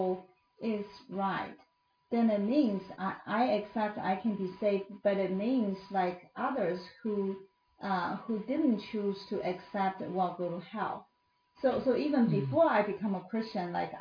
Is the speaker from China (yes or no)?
yes; China; moved away as an adult; also born or lived in United States; I grew up in China and then I become a believer